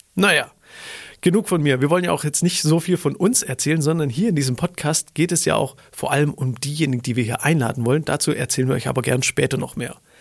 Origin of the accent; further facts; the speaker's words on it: Stuttgart, Baden-Württemberg, Germany; ich komme aus Stuttgart